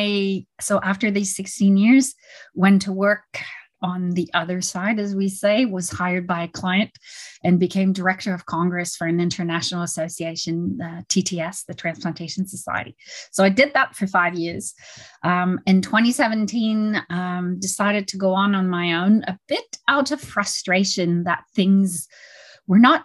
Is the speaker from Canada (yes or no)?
yes; Canada; I'm Canadian, French Canadian